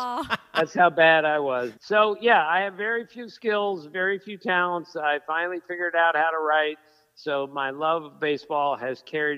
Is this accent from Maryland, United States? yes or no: yes; Bethesda, Maryland, United States; I grew up in Bethesda, Maryland. I went to Walter Johnson High School